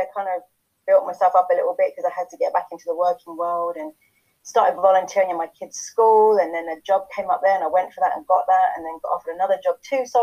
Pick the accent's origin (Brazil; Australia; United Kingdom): United Kingdom; England; moved away as an adult; now in Chilliwack, Canada; I'm English, but I've been living here for about 10 years now.